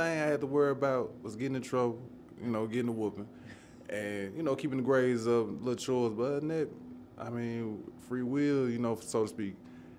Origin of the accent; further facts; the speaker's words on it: Nashville, Tennessee, United States; Born and raised in Nashville, as you said. Born in Edgehill, raised in Edgehill to about 8. And, just bounced around. I lived all over our South, been all over our South.